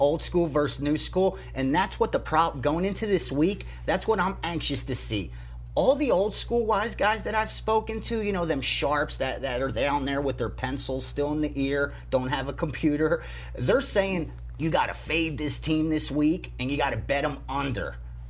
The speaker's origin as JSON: {"language": "English", "town": "Philadelphia", "region": "Pennsylvania", "country": "United States"}